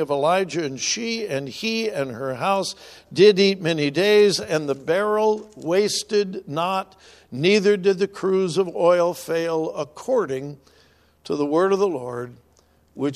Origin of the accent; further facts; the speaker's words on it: California, United States; moved away; I'm from California, and we used to go up into the California mountains